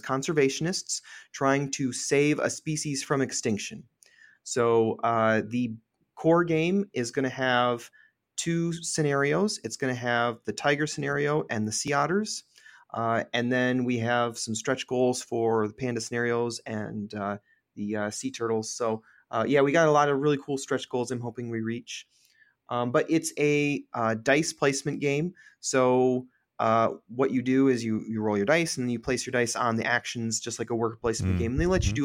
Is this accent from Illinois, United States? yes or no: no; Michigan, United States; also born or lived in Detroit area, Michigan; I'm from Michigan